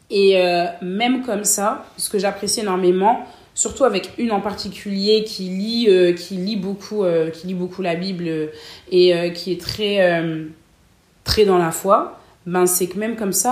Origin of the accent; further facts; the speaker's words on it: Cameroon; now in Lille, France; moi, je suis camerounaise, sénégalaise guinéenne. Et on est, euh, on est combien de Camerounais en groupe